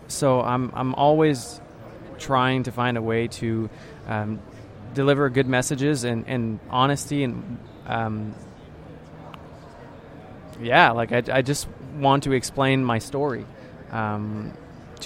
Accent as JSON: {"language": "English", "town": "Ottawa", "region": "Ontario", "country": "Canada", "tie": "born or raised there", "first_language": "French", "second_language": "English", "said": "I come from a kind of like a bilingual city in Canada, Ottawa, the capital. And I grew up and I went to French school"}